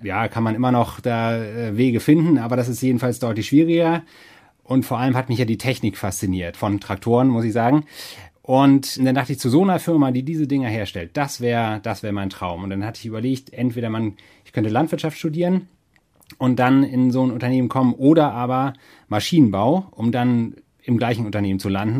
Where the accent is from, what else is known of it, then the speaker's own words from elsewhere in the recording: Germany; ich bin auf dem Dorf aufgewachsen in der Nähe von Hamburg